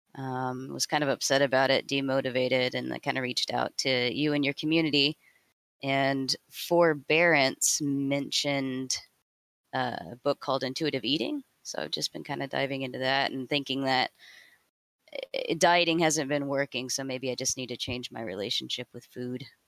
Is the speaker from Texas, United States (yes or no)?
yes; Houston, Texas, United States; I grew up in Houston, Texas